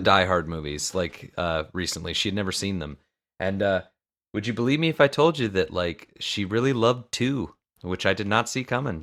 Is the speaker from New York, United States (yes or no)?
no; Florida, United States; I'm from Florida